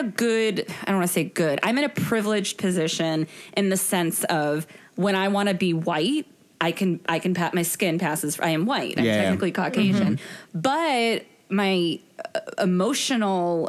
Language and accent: English; Boston, Massachusetts, United States; born or raised there; now in New York, United States